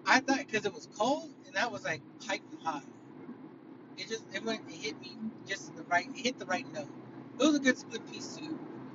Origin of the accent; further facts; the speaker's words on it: California, United States; like, you know, I grew up in California, like, all that, right?